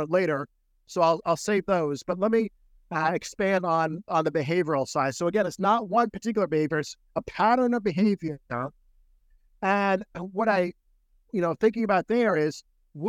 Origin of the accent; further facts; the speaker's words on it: Maryland, United States; that's where I was born.